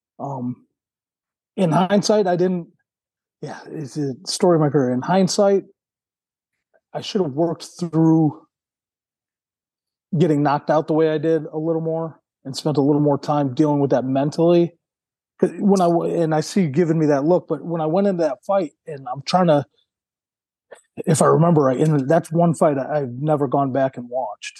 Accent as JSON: {"language": "English", "town": "Milwaukee", "region": "Wisconsin", "country": "United States", "tie": "born or raised there", "said": "I'm from Milwaukee. My family, I was born in Milwaukee"}